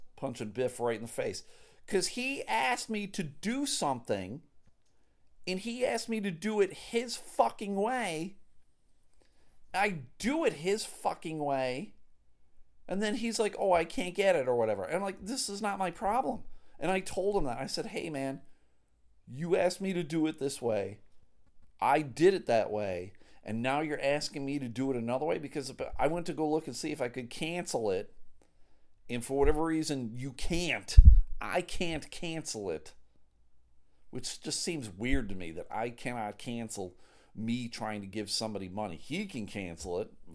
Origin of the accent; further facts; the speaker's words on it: Clarence, New York, United States; now in Michigan, United States; Grew up in Buffalo. Big Bills fan